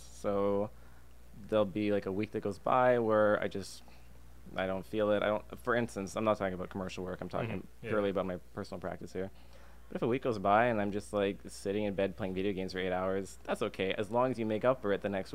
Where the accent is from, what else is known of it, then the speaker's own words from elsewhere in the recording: Calgary, Alberta, Canada; moved away as an adult; also born or lived in Singapore / Indonesia / Malaysia; now in Vancouver, Canada; I was born in Singapore, and in my youth I lived in Indonesia and Malaysia on Borneo for a couple of years. But primarily I'm actually from Alberta. I spent about 27 years living in Calgary